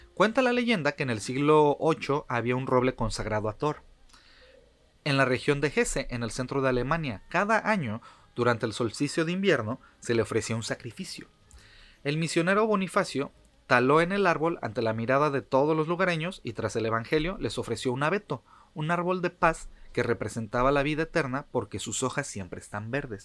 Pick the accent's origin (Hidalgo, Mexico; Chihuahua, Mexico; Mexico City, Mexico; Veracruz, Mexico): Mexico City, Mexico; yo viví, nací en la Ciudad de México, este, toda la vida fue